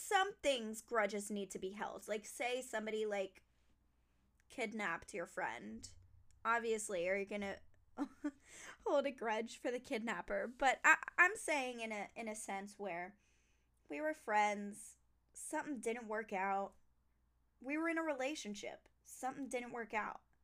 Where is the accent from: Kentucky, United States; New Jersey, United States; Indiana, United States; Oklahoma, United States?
New Jersey, United States; I was born in New Jersey